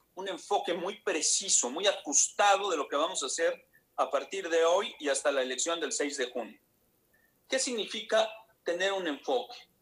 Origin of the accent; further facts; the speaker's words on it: Veracruz, Mexico; yo soy orgullosamente veracruzano, solía ser orgullosamente veracruzano, ahorita me da pena lo que está pasando en mi estado